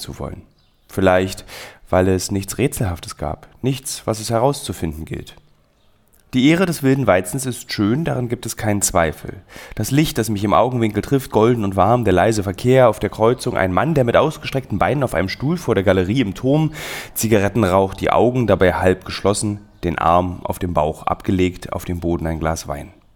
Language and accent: German; Berlin, Germany; als Berliner